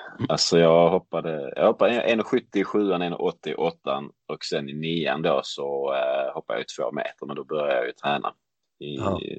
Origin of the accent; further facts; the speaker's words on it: Lund, Skåne, Sweden; jag växte upp i Lund, heter staden